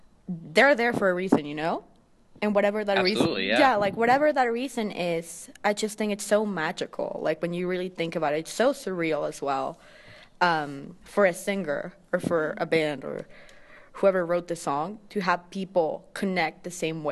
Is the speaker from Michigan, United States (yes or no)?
no; Houston, Texas, United States; moved away as an adult; also born or lived in Mexico City, Mexico; now in Mexico; I was born in Mexico City, but I was raised in Texas